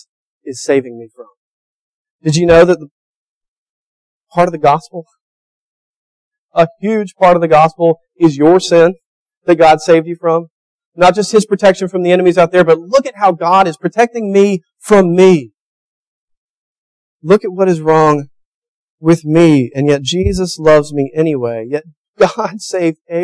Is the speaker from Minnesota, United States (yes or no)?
no; Tuscaloosa, Alabama, United States; I grew up in Tuscaloosa, Alabama